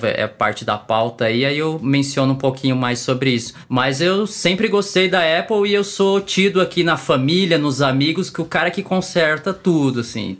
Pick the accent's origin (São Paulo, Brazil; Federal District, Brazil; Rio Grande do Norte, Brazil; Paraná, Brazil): São Paulo, Brazil; moved away as an adult; now in Brasília, Brazil; eu sou paulista, paulistano, nasci na Moca, para quem conhece São Paulo, não tem mais paulista do que isso. Mas eu já estou aqui em Brasília há 14 anos